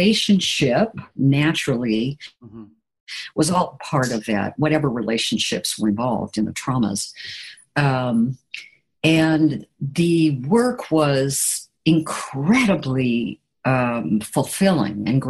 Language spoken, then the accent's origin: English; Portland, Oregon, United States; moved away as an adult; also born or lived in Boston / Calcutta; Then came back to Oregon, and which was my home. I'm originally from Portland, Oregon.